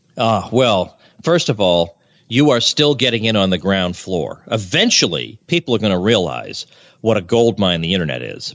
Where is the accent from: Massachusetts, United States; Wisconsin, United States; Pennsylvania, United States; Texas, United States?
Massachusetts, United States; moved away as an adult; also born or lived in Kansas; now in Florida, United States; but I grew up in Massachusetts.